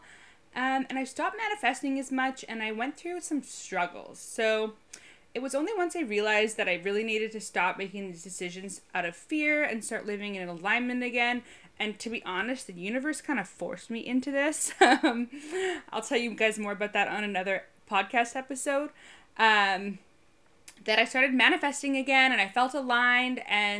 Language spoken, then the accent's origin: English; Canada; also born or lived in Halifax / Toronto / United Kingdom; By the way, I've lived in 5 different cities in Canada. I'm Canadian, and I have lived in 3 in the UK.